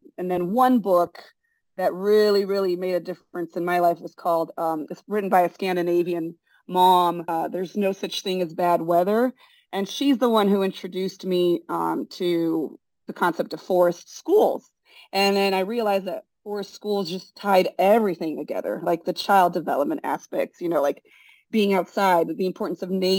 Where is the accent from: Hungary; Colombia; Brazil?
Brazil; English is a second language; moved away as an adult; also born or lived in San Francisco, United States; now in United States; I was born in San Francisco. My dad's American. My mom's Brazilian. Oh. And we all moved to Brazil when I was 3 years old and lived there till I was 19.